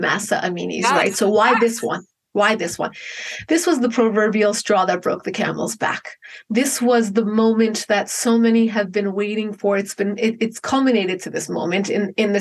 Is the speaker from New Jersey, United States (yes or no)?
yes; Paramus, New Jersey, United States; moved away as an adult; also born or lived in Manhattan, New York; now in Los Angeles, United States; I grew up in Bergen County, New Jersey. It's about 5 miles outside the city, and then later lived in Manhattan for a few years.